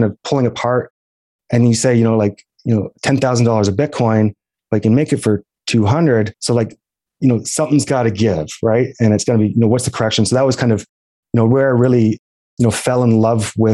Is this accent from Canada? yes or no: yes; East Coast of Canada, Canada; moved away as an adult; now in Calgary, Canada; I'm from the East Coast of Canada. I got a one-way plane ticket for graduation gift and I moved out to Calgary, Alberta